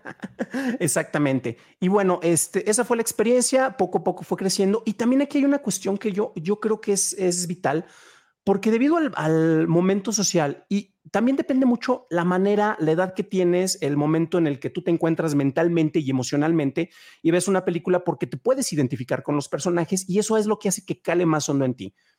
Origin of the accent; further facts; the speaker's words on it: San Juan de los Lagos, Jalisco, Mexico; moved away as an adult; also born or lived in León, Guanajuato; En mi ciudad natal, San Juan de los Lagos, Jalisco, Tierra de Dios y de la Virgen, no había cines